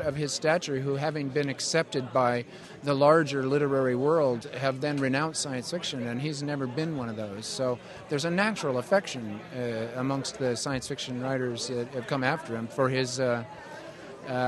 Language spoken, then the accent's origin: English; Waukegan, Illinois, United States; also born or lived in Southern California; I was born in the same town that he was, Waukegan, Illinois